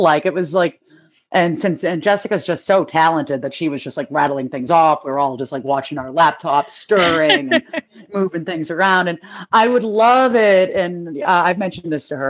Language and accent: English; Boston, Massachusetts, United States; I'm from Boston